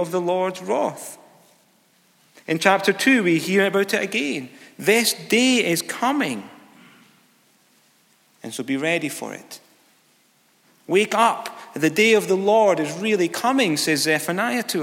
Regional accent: near Galashiels, Scotland, United Kingdom; I was driving from my hometown to Galles Shields. It was a local town about 3 miles away

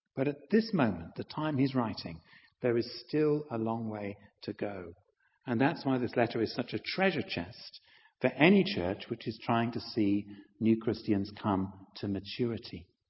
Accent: Halifax, Yorkshire and the Humber, United Kingdom; moved away; I was a vicar for nine years in my hometown of Halifax

